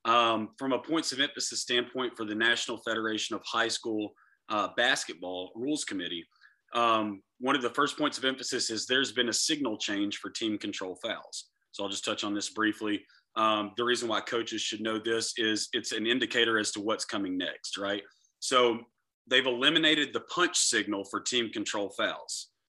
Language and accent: English; Florida, United States; also born or lived in Lakeland, Florida; I'm from Florida. Lakeland, Florida is where I live